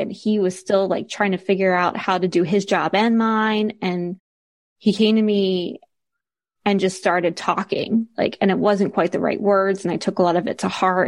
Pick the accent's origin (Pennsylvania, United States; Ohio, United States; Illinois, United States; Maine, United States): Pennsylvania, United States; Philadelphia; moved away as an adult; also born or lived in New York / Seattle; now in Guernsey; I grew up around Philadelphia area